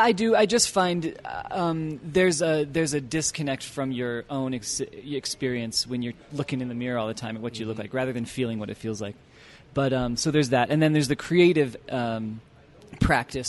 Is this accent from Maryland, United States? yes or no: yes; Annapolis, Maryland, United States; moved away as an adult; also born or lived in Washington, D.C. area; now in Utah, United States; we settled in Maryland by the time I was five, and I lived my whole childhood in Maryland, in Annapolis